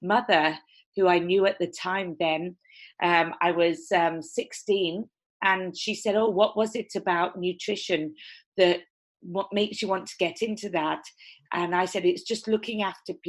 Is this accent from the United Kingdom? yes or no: yes; Torquay, South West England, United Kingdom; now in Los Angeles, United States; I'm from a small town called Devonshire, which is southwest England, and it's where all the surfing happens, and it's very coastal